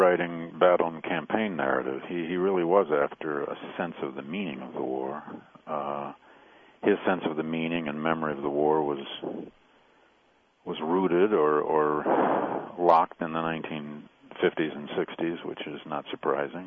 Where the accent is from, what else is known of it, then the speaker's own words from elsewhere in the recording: Midwest, United States; growing up in the Midwest.